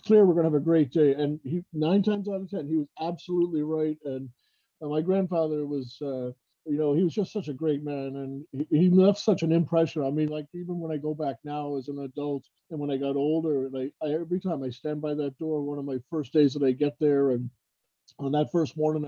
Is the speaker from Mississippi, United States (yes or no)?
no; Lynn, Massachusetts, United States; growing up in Lynn and just north of Boston, obviously the Red Sox were our team